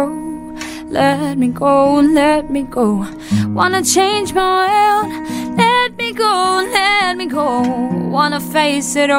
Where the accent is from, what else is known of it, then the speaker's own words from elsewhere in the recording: Israel; I'm Israeli